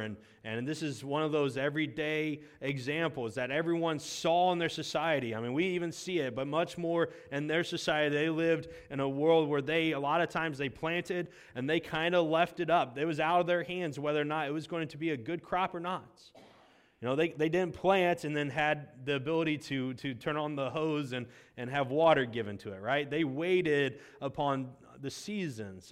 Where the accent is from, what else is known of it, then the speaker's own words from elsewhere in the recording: United States; we've lost as American Christians